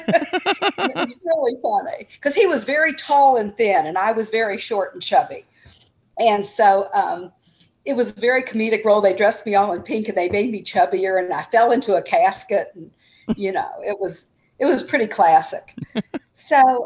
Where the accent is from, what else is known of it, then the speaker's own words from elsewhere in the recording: Louisville, Kentucky, United States; I grew up in Louisville, Kentucky, which is where my parents both grew up. So I am a longtime Louisvillian